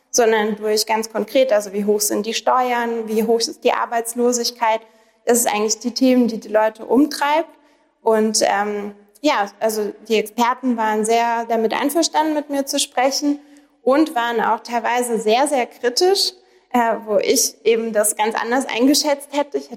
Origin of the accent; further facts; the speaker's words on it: Russia; now in Germany; denn ich komme ja aus Russland ursprünglich, bin aber schon sehr lange in Deutschland, über 20 Jahre